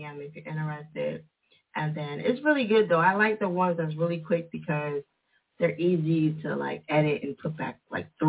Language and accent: English; New Jersey, United States; they say I got an accent because I'm from Jersey.